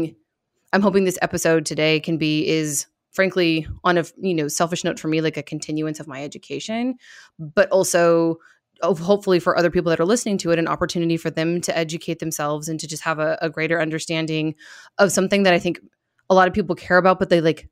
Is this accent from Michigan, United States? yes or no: yes; Michigan, United States; now in Phoenix, United States; I was born in Michigan